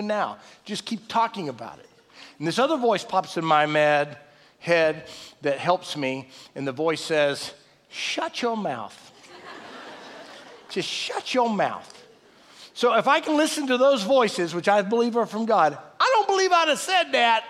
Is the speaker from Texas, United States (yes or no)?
yes; Texas, United States; we're all from Texas